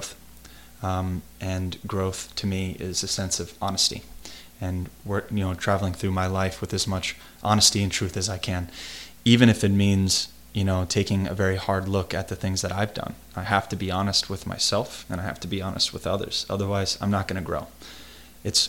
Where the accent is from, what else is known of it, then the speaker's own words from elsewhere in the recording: United States; me as an American